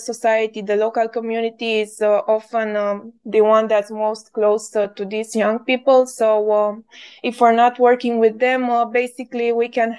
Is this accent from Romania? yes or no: yes; Romania; I am from Romania